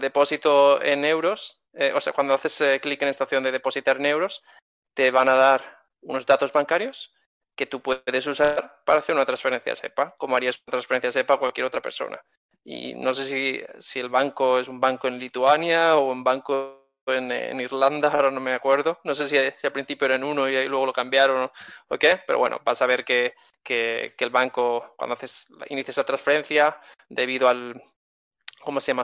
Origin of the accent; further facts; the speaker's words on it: Spain; soy español y tengo cuenta bancaria en España